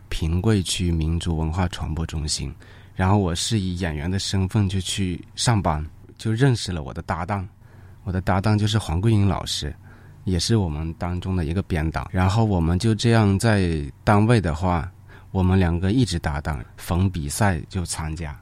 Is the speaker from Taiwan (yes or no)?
no; northern China, China; 我也是一个北方人